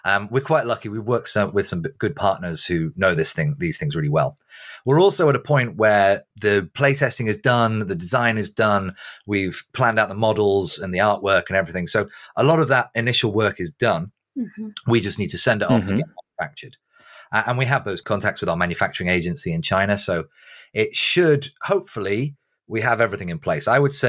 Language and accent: English; Manchester, North West England, United Kingdom; I'm from Manchester. It's the home of football.